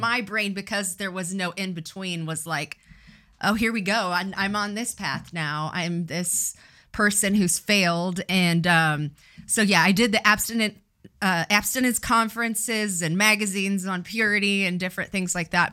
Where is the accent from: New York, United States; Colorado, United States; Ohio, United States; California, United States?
California, United States; Riverside; I, I grew up in Riverside